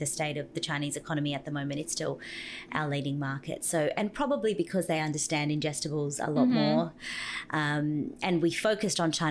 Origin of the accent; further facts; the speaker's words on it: Brazil; now in Australia; I was born in Brazil